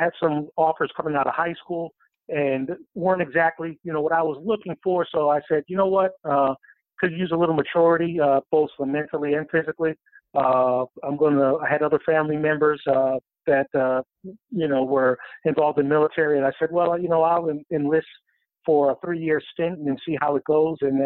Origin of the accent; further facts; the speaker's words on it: Pennsylvania, United States; moved away as an adult; also born or lived in South Carolina; I grew up in Pennsylvania